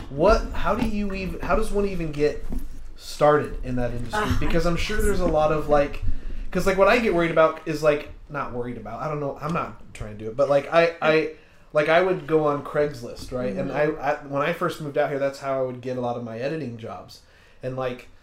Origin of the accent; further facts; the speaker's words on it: Utah, United States; now in Los Angeles, United States; we're both from Utah.